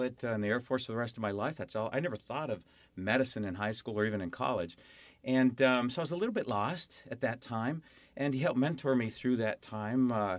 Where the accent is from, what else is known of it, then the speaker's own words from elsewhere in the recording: Arizona, United States; also born or lived in Nevada; I was born in Nevada, raised in Arizona. I'm definitely an Arizona native